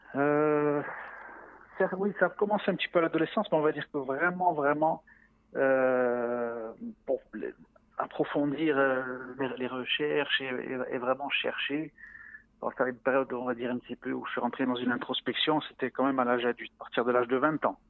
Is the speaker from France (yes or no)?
yes; Ajaccio, Corsica, France; moved away as an adult; now in Israel; j'ai grandi en Corse. Je suis né à Ajaccio dans une famille corse à 100%